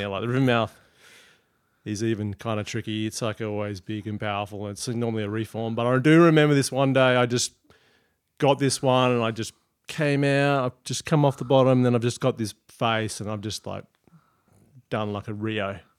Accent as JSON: {"language": "English", "town": "Prevelly", "region": "Western Australia", "country": "Australia", "tie": "born or raised there", "said": "growing up in Prevly"}